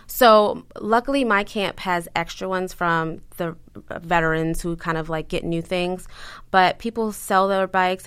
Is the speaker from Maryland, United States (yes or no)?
yes; Baltimore, Maryland, United States; moved away as an adult; also born or lived in Fort Meade, Maryland / New York / Long Island; I'm from Baltimore